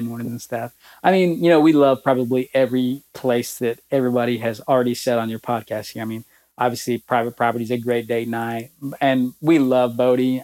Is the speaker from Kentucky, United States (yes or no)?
no; Alabama, United States; moved away as an adult; now in Lexington, United States; my home state of Alabama